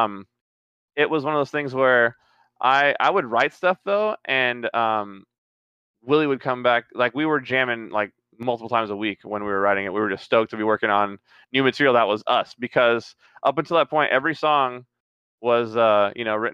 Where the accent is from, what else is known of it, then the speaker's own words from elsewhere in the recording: Trinidad & Tobago; moved away; I'm originally from Trinidad